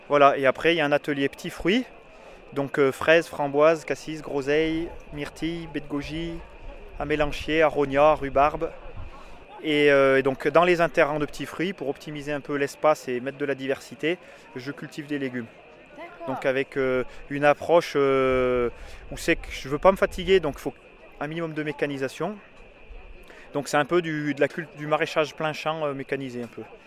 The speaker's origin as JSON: {"language": "French", "area": "Haute-Loire", "region": "Auvergne-Rhône-Alpes", "country": "France", "tie": "born or raised there", "said": "j'ai grandi en Haute-Loire dehors toute la journée"}